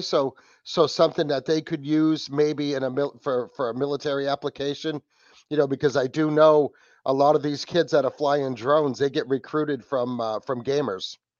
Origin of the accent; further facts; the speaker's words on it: New England, United States; from New England from the Wicked Planet Podcast